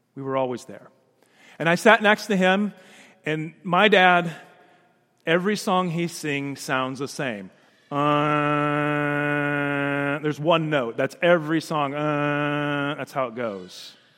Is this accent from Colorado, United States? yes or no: no; Danville, Illinois, United States; that little yellow house that I grew up in on Logan Avenue in Danville, Illinois